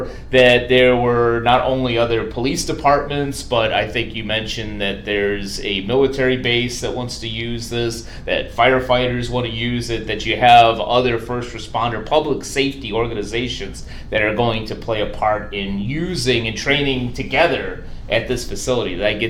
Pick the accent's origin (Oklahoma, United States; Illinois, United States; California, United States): Illinois, United States; Chicago; In my hometown of Chicago, that doesn't always happen.